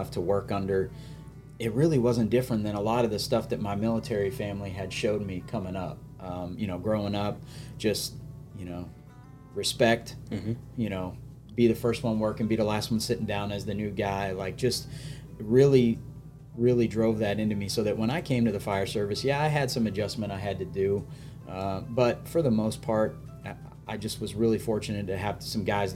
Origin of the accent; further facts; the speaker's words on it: Grand Forks, North Dakota, United States; moved away as an adult; now in South Carolina, United States; I'm originally from Grand Forks, North Dakota